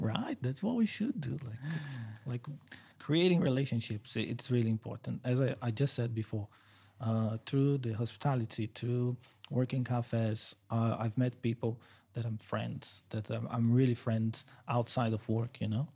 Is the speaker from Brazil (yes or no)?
yes; São Paulo, Brazil; moved away as an adult; now in Queensland, Australia; I grew up São Paulo. It's the biggest city in South America